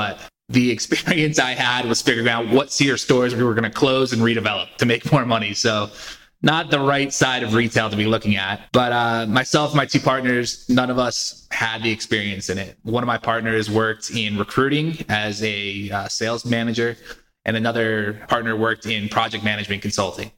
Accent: Connecticut, United States; also born or lived in Philadelphia; So originally, I am from Connecticut. I grew up there, went to college in Philadelphia, moved back to Connecticut after college

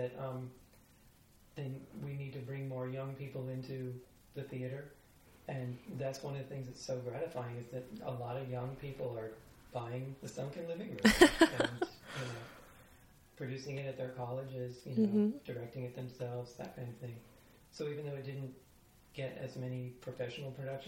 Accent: Miami, Florida, United States; moved away; which is my hometown.

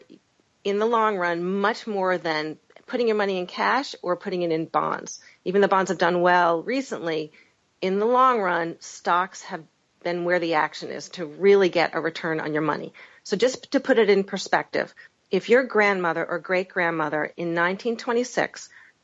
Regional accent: Boston, Massachusetts, United States; also born or lived in Washington, D.C.; I'm from the Boston area

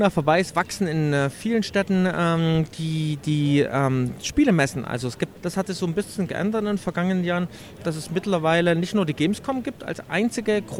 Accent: Leipzig, Saxony, Germany; als Leipziger für die lange Nacht der Computerspiele in Leipzig

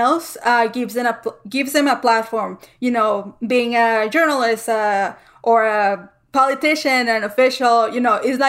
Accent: El Paso, Texas, United States; we're all from El Paso and, like, we're all from the same city and, like, we know the same streets

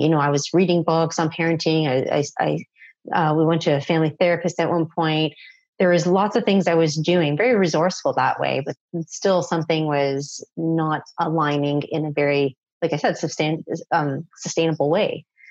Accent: Toronto, Ontario, Canada; I am from Canada. And for those of you who are familiar, I'm from Toronto. I grew up in pretty much Toronto

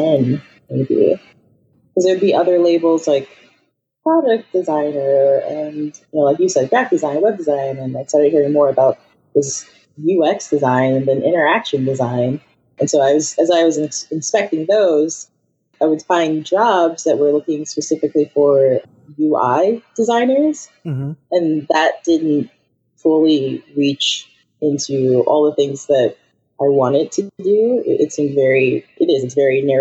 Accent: Chicago, Illinois, United States; moved away as an adult; also born or lived in Iowa / China; now in Seattle, United States; I grew up in Chicago where we had the lake, and now I'm here in Seattle

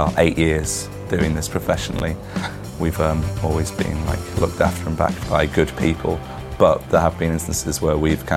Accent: Liverpool, North West England, United Kingdom; growing up in Liverpool, … were obviously a massive influence on us.

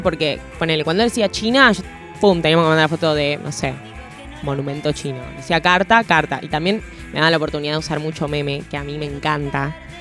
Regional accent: Argentina

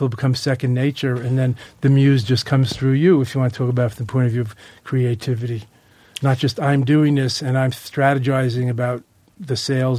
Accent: Long Island, New York, United States; where I grew up in Long Island

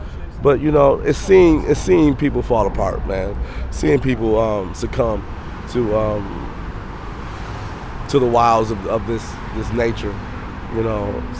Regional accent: Grand Rapids, Michigan, United States; now in San Francisco, United States; I'm from originally from Michigan.

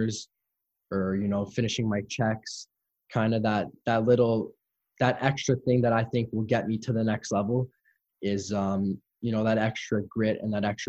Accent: Montreal, Quebec, Canada; my hometown team

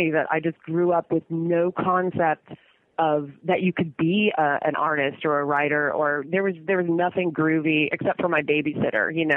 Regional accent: Saratoga, California, United States; also born or lived in Santa Cruz / San Francisco / Oakland / Berkeley; I grew up in San Jose, a town next to San Jose called Saratoga.

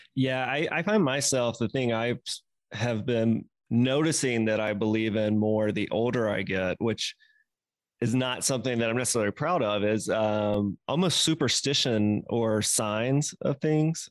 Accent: the South, United States; growing up in the South

